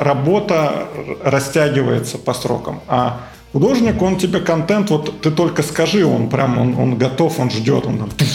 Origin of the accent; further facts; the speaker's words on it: Moscow, Russia; Я вырос, родился в Москве.